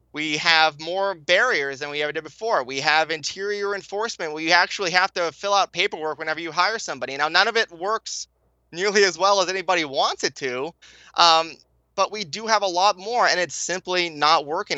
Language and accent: English; California, United States; I was born in California. I went to public school in California